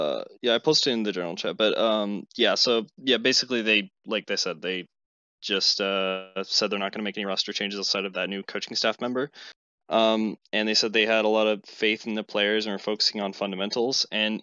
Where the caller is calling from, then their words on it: Boise, Idaho, United States; Boise, Idaho.